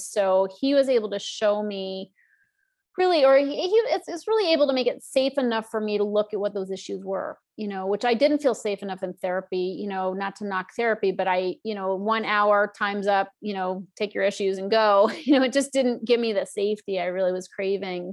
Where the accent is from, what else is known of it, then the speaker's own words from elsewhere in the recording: Northeast, United States; I grew up in the Northeast and it was very stodgy